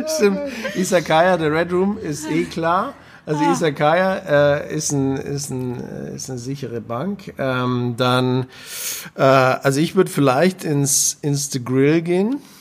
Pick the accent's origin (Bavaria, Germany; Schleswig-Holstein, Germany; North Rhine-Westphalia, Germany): Bavaria, Germany; ich bin Bayer